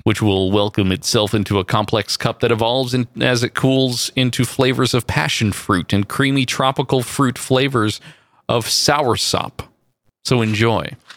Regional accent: near San Francisco, California, United States; I went from Southern California up back to my hometown, uh, near San Francisco

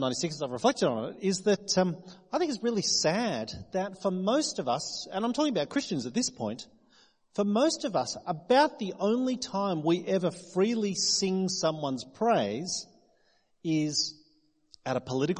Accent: New South Wales, Australia; now in South Australia, Australia; Most of you know that I'm not from South Australia. I moved here 18 years ago from New South Wales.

